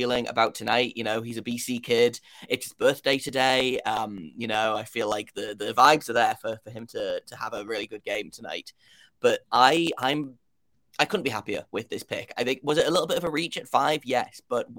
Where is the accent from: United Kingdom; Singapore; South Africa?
United Kingdom; now in Columbus, United States; if you can't tell by my accent, I am from the United Kingdom